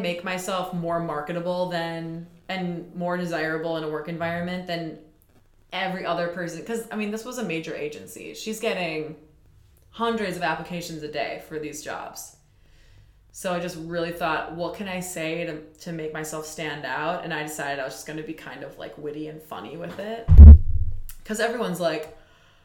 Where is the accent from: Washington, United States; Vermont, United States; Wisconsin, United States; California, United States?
Wisconsin, United States; Waukesha; I'm from Waukesha, which is only 20 miles outside of Milwaukee